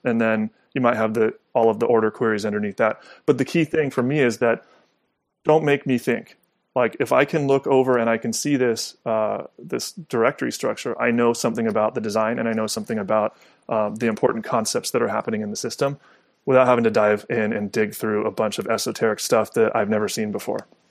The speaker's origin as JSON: {"language": "English", "region": "Southern California", "country": "United States", "tie": "born or raised there", "said": "I grew up in Southern California"}